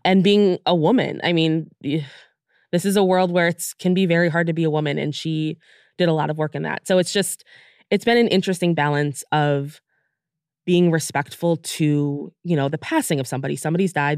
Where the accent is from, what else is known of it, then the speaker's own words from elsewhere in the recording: United States; now in United Kingdom; we're from the United States